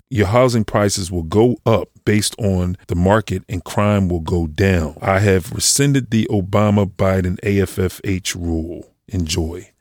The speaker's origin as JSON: {"language": "English", "town": "Philadelphia", "region": "Pennsylvania", "country": "United States", "tie": "born or raised there", "said": "I grew up in Mount Airy"}